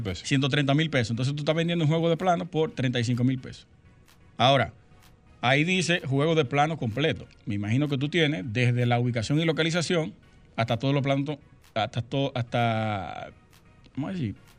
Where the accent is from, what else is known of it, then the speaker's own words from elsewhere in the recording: Sosúa, Puerto Plata, Dominican Republic; moved away as an adult; Yo soy de Sosúa, nacido y criado hasta el 2000